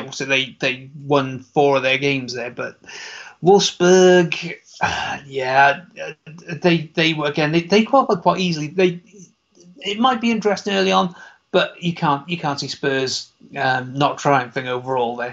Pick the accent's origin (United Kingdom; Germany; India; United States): United Kingdom; I'm British, I'm always going with that sense of humor.